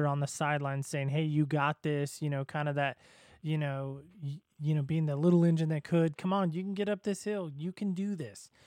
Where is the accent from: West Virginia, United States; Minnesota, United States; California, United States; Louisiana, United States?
California, United States; Southern; I grew up in Southern California